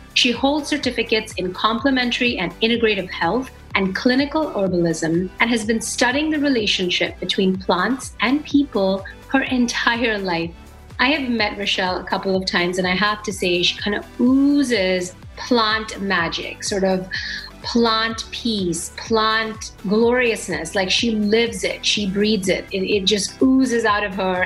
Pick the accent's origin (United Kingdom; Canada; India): India; I grew up with spices in India